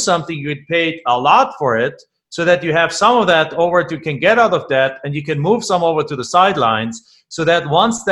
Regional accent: Germany; English is a second language; moved away; I'm from Germany

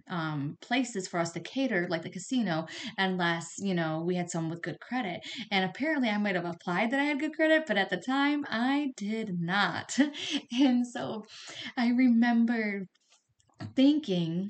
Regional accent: right outside Detroit, Michigan, United States; also born or lived in Flint, Michigan; I grew up right outside Detroit

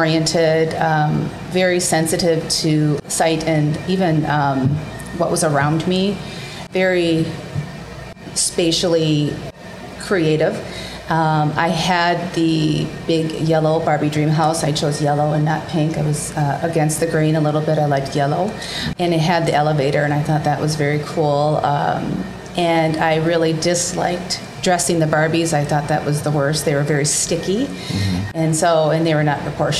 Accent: Rochester, Minnesota, United States; I grew up near Rochester, Minnesota

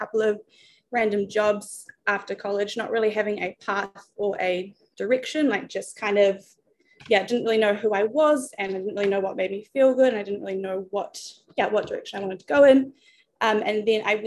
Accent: New Zealand; moved away as an adult; now in Australia; I was born in New Zealand

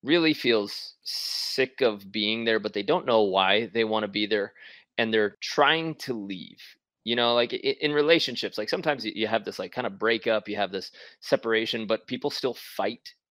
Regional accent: New York City, New York, United States; my oldest brother from New York City, right? We're from Queens

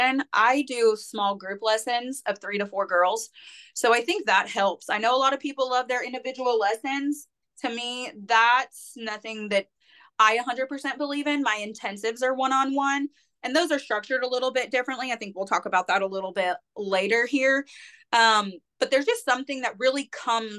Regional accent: Northern California, United States; moved away as an adult; now in Murfreesboro, United States; I'm from Northern California. I am in Murfreesboro, Tennessee

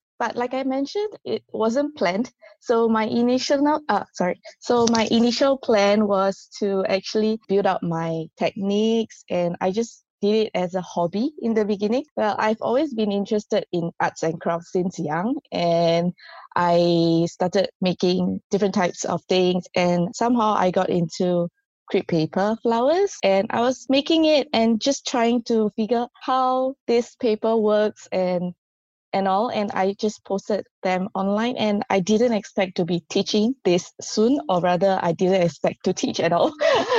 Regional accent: Singapore; moved away as an adult; now in South Korea; I grew up in Singapore, so our culture is really different.

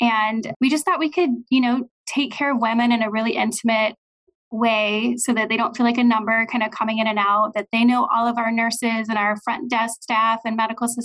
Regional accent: Olathe, Kansas, United States; also born or lived in St. Louis, Missouri; I am from the Kansas City area. I grew up in Olathe

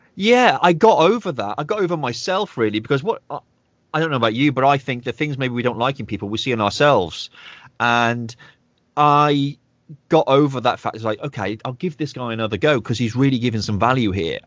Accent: United Kingdom; I'm very, you know, a proud British guy, even though I'm half Irish

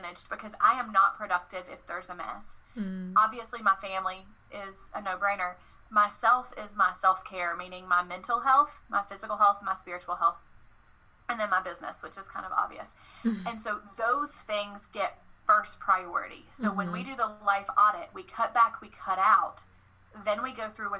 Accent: the South, United States; I'm from the South, y'all

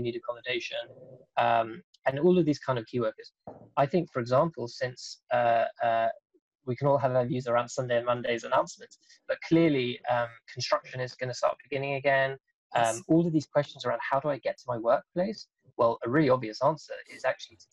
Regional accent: Denmark; I'm actually from Denmark

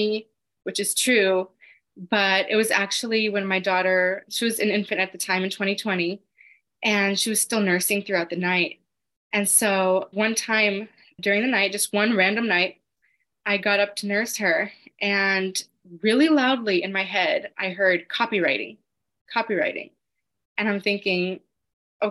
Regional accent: Los Angeles, California, United States; I'm from Los Angeles

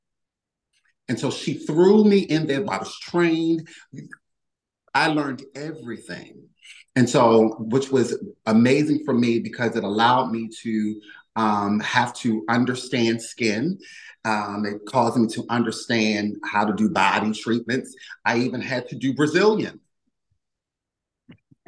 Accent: Baltimore, Maryland, United States; moved away as an adult; now in Philadelphia, United States; I'm originally from Baltimore, Maryland, but I moved to Philly

